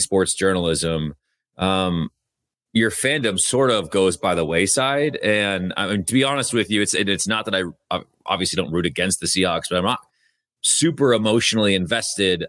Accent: Bothell, Washington, United States; I'm from Bothell

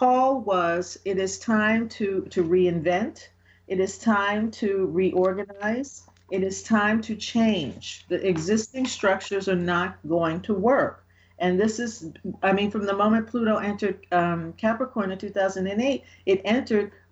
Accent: New York, United States; I'm from New York

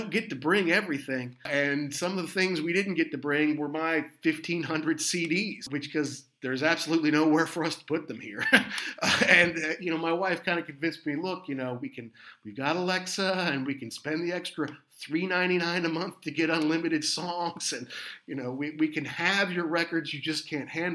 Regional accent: United States; Growing up in America

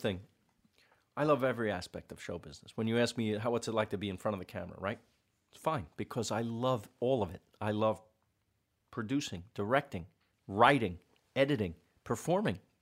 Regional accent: New York City, New York, United States; we're both from Queens

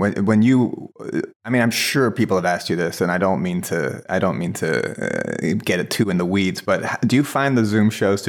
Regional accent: Ireland; I get I read as Canadian, but I'm Irish.

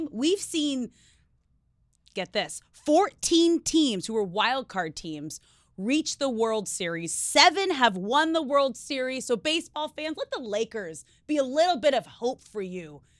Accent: Los Angeles, California, United States; also born or lived in San Diego; It's my hometown.

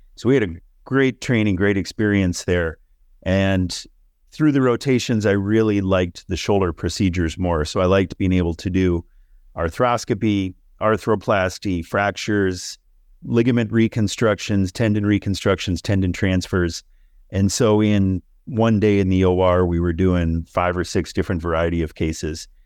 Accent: Minnesota, United States; moved away; I grew up in Minnesota

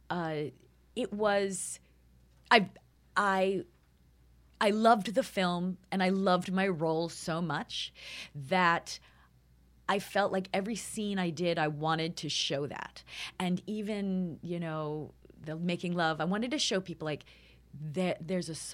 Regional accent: New York, United States; I'm from New York, and I, there's a certain sort of cutting to the chase

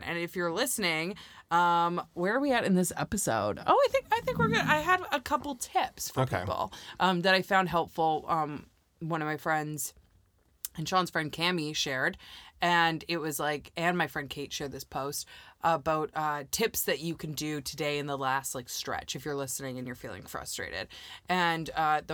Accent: Canada; I'm from Canada

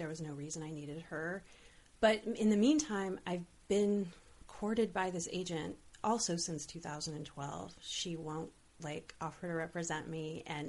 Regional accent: Olympia, Washington, United States; now in Los Angeles, United States; I was growing up in Olympia and then like coming back to LA at 28, I felt like, oh, this isn't like, I'm an adult now.

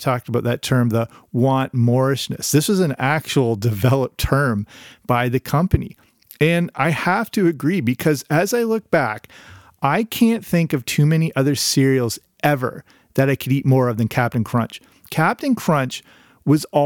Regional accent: Canada; I grew up in Canada

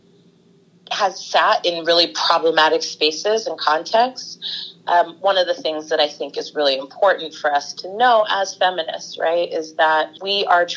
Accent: the Bay Area, California, United States; also born or lived in Oakland; born and raised in the Bay Area, and I've lived in Oakland, I don't know, for the last 20 years or so

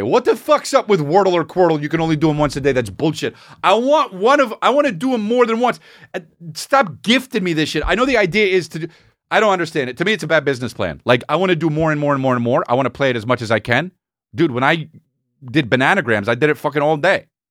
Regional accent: La Cañada Flintridge, California, United States; I grew up in Lougheed United

